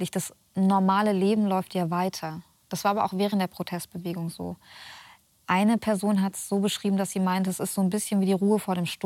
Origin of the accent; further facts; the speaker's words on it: Germany; Ich war 14 Jahre alt. Ich bin in Deutschland aufgewachsen.